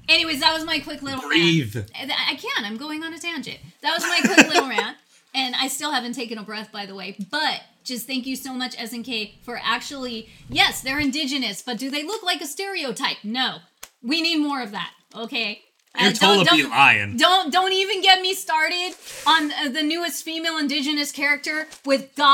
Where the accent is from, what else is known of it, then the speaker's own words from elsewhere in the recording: United States; we're Indian, just because we're indigenous and from a tribe